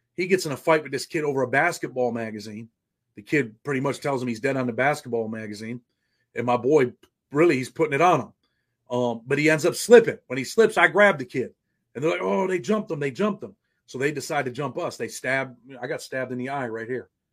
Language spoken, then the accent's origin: English; Rochester, New York, United States; I was born in Rochester, New York